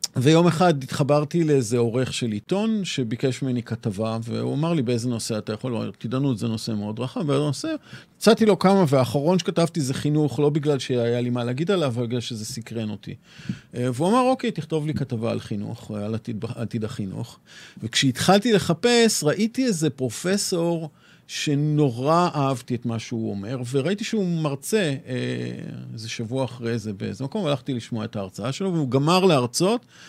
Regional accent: Tel Aviv, Tel Aviv District, Israel; also born or lived in Ra'anana; אני תל אביבי שורשי

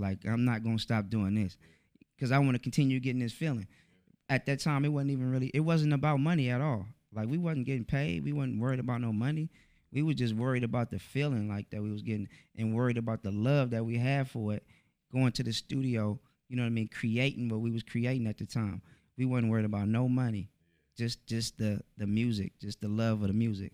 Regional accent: Oakland, California, United States; I'm from Oakland, East Oakland, California.

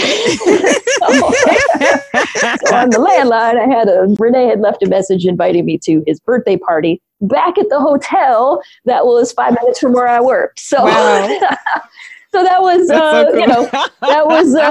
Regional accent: near Detroit, Michigan, United States; I grew up near Detroit, so that's where I was living at the time

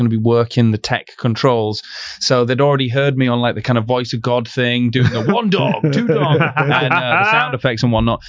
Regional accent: Darlington, North East England, United Kingdom; I'm from Darlington in the Northeast.

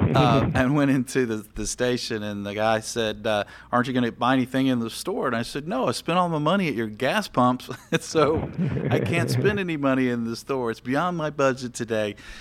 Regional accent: the South, United States; I'm from the South.

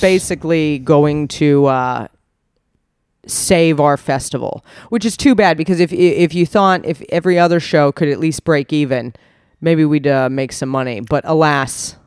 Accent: United States; moved away; I'm from America

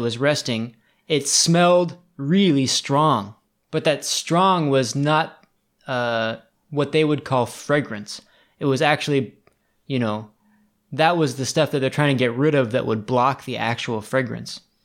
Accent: United States; I grew up in America

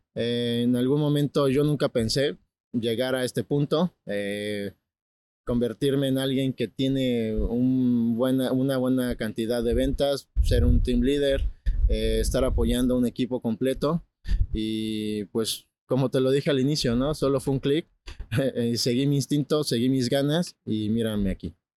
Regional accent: Puebla, Mexico; now in Los Cabos, Mexico; vengo de Puebla

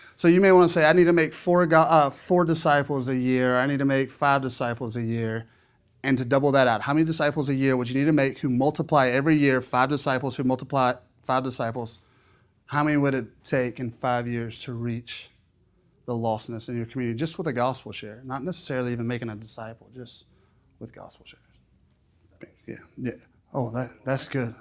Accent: South Louisiana, United States; I'm from South Louisiana

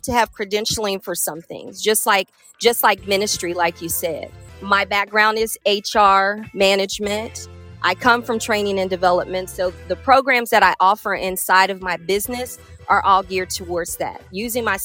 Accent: Cincinnati, Ohio, United States; I am from Cincinnati, Ohio, and live right by the bridge. You know, born in Avondale, for those who know where that is

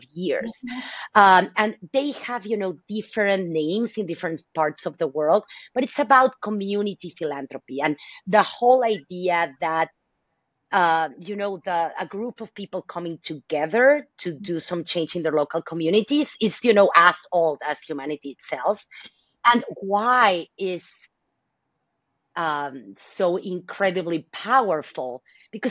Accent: Mexico City, Mexico; also born or lived in Dallas, Texas; now in San Francisco Bay Area, United States; I am originally from Mexico City. So mm-hmm. as an immigrant, I wanted to give back to my community, right? This is my new country

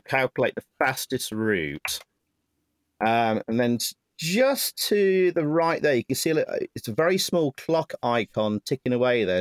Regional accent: Nottingham, East Midlands, United Kingdom; Nottingham, my hometown

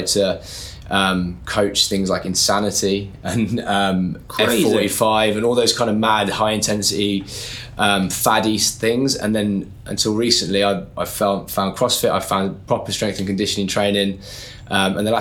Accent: Birmingham, West Midlands, United Kingdom; moved away; So I'm from Birmingham. When I was there, I never went to uni or anything. I left school, started working straight away

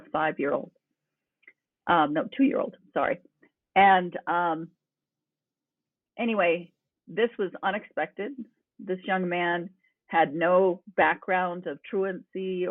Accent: New Mexico, United States; I come from New Mexico, long roots here

